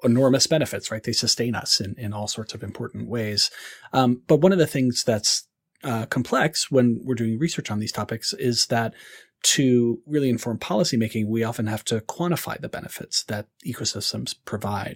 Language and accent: English; North Carolina, United States; I grew up in North Carolina